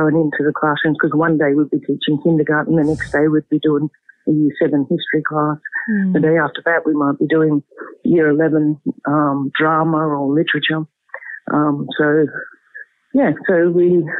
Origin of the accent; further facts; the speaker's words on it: Murwillumbah, New South Wales, Australia; moved away; I grew up in Moolumba, born and bred in Moolumba, educated in Moolumba